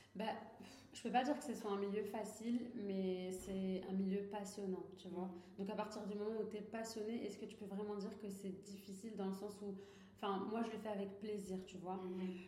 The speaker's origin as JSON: {"language": "French", "country": "Morocco", "tie": "born or raised there", "also_born_or_lived": "Toulouse, France", "moved": "as an adult", "lives_now": "France", "said": "j'ai grandi au Maroc"}